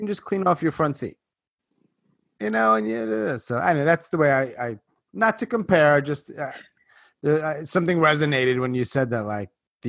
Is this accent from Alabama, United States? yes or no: no; New York, United States; moved away; I'm originally from New York